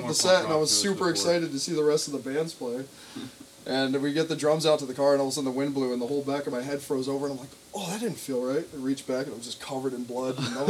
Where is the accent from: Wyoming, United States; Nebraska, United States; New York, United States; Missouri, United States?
New York, United States; Plattsburgh; moved away as an adult; now in Burlington, United States; I grew up in Plattsburgh